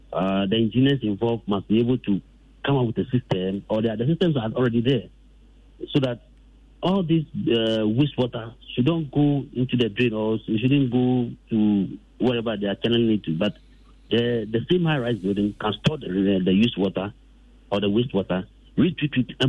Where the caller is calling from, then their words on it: Dodowa, Greater Accra, Ghana; I'm calling from Dodoa.